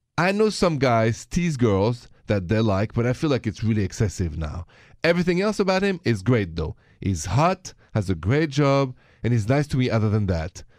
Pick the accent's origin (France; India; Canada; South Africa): France; accent: French; My accent is French